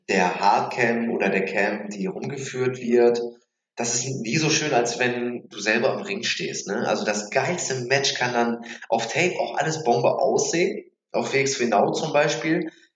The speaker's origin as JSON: {"language": "German", "country": "Germany", "also_born_or_lived": "Mülheim an der Ruhr", "lives_now": "Bremen, Germany"}